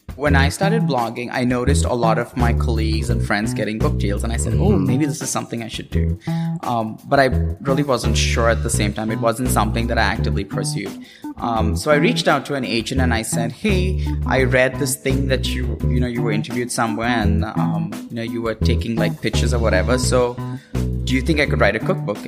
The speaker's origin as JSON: {"language": "English", "town": "Mumbai", "region": "Maharashtra", "country": "India", "tie": "born or raised there", "also_born_or_lived": "Cincinnati, Ohio / Washington, D.C.", "moved": "as an adult", "lives_now": "California, United States", "said": "I grew up in Bombay, and then I moved to Cincinnati, Ohio for school"}